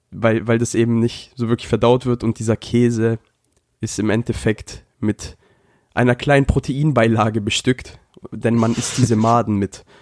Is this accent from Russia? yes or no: no; Japan; Das ist so, als, auch als würde ich mein Land verraten. Denn jeder weiß, ich bin Japaner.